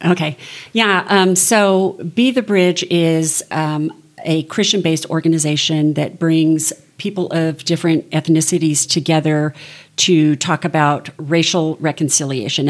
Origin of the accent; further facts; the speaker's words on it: Southern California, United States; I grew up in Southern California